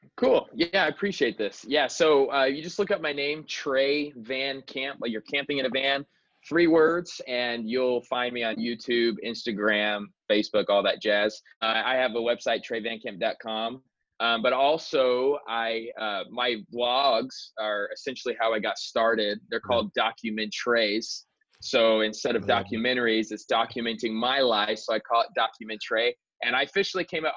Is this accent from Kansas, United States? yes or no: no; Queen Creek, Arizona, United States; also born or lived in California; I'm actually in my hometown where I grew up. I live in Queen Creek, Arizona